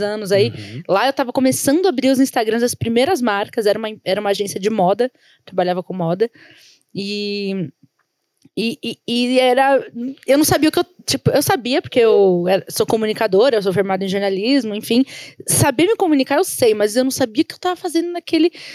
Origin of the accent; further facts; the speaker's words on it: São Paulo, Brazil; A gente veio da Zona Leste de São Paulo